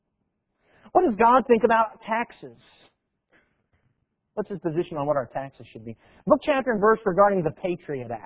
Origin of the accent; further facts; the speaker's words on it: Tennessee, United States; we're from Tennessee